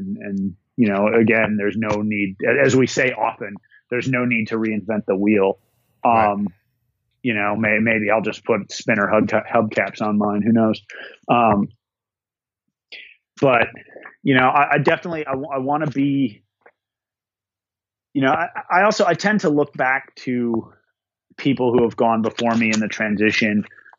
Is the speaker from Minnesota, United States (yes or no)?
yes; Minnesota, United States; up in the North Woods, my home state of Minnesota